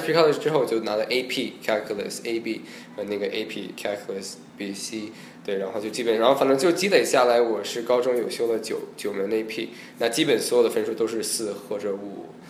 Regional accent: Los Angeles, California, United States; Chinese is a second language; also born or lived in Beijing, China; 我是，呃，北京出生， 呃，七岁去美国，然后在洛杉矶长大的

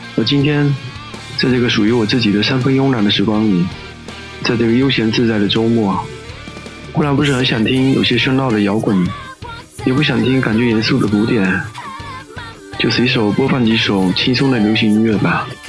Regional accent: China; 我们中国人

